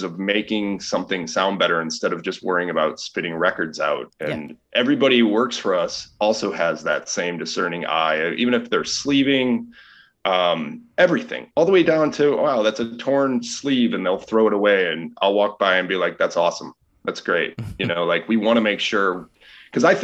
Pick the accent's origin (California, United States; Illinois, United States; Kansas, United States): Illinois, United States; Chicago; I've lived here pretty much my whole life